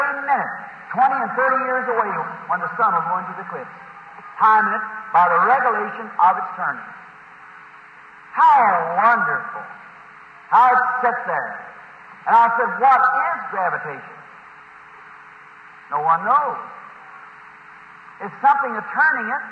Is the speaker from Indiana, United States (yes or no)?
yes; Indiana, United States